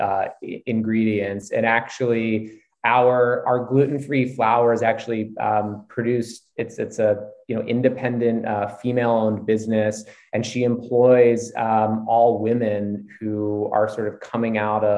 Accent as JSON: {"language": "English", "town": "Philadelphia", "region": "Pennsylvania", "country": "United States", "tie": "born or raised there", "moved": "yes", "lives_now": "Beverly Hills, United States", "said": "East Coast. Grew up in Philadelphia"}